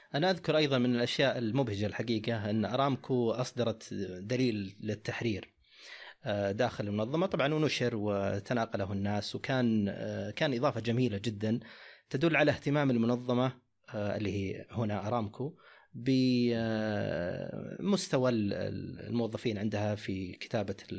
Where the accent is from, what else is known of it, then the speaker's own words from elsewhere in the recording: Saudi Arabia; عندنا في السعوديه